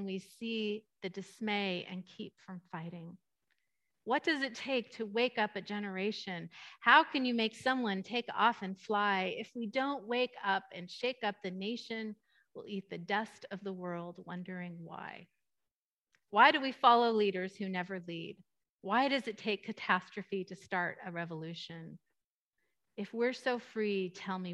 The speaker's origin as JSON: {"language": "English", "area": "East Bay", "region": "California", "country": "United States", "tie": "born or raised there", "moved": "as an adult", "lives_now": "Ladera, United States", "said": "the East Bay where I grew up"}